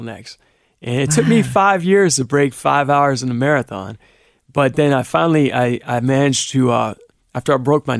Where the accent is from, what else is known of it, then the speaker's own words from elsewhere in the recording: Cleveland, Ohio, United States; now in Cincinnati, United States; I grew up in Cleveland.